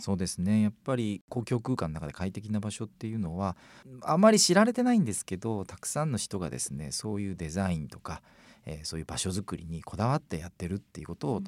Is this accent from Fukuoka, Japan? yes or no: yes; Fukuoka, Japan; 若い時の私も福岡出身ですので、まあ、京王公園なんかにも、あの、いたんですけど